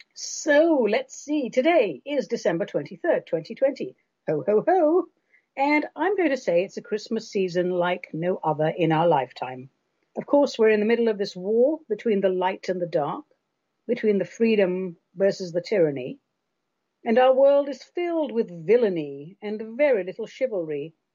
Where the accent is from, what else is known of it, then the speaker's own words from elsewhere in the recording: England, United Kingdom; When I was a kid growing up in England